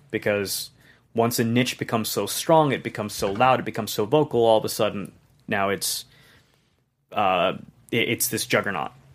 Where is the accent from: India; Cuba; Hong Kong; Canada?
Hong Kong; moved away; I'm not from here. I grew up in Hong Kong